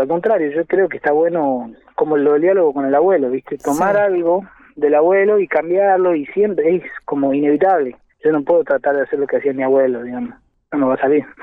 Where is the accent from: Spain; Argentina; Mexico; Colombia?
Argentina; Jujuy; yo soy de Jujuy